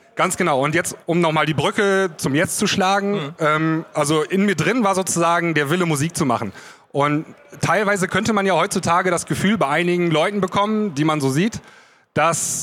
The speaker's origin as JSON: {"language": "German", "area": "the Northwest", "region": "northwest Germany", "country": "Germany", "said": "bei mir da oben im Nordwesten, wo ich herkomme"}